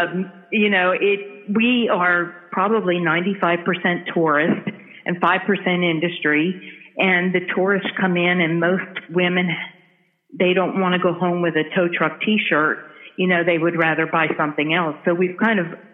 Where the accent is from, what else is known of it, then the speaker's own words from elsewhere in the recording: New Jersey, United States; moved away as an adult; now in Chattanooga, United States; I am originally from New Jersey. I was born and raised in New Jersey, and about 34 years ago, I moved south to Chattanooga, Tennessee